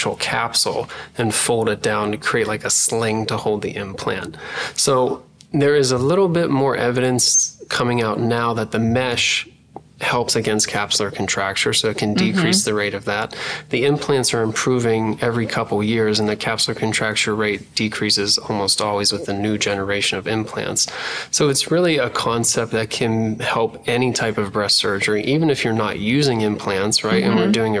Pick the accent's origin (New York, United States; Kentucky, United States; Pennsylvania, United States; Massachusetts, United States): Pennsylvania, United States; moved away as an adult; also born or lived in Philadelphia, Pennsylvania; now in California, United States; I grew up in Pennsylvania